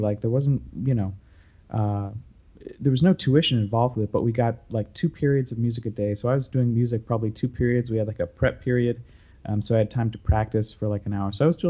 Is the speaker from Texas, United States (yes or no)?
no; San Francisco, California, United States; now in New York, United States; I grew up in the Bay Area. I mean, I grew up in San Francisco proper, the city. And I, you know, like happened a lot, I think probably in the 80s and 90s, where our family, my family, moved to the suburbs north of San